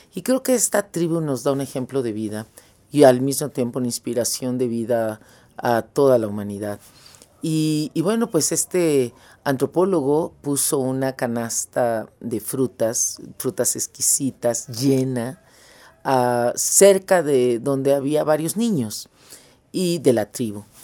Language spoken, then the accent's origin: Spanish; Mexico; moved away as an adult; now in Ecuador; yo nací en México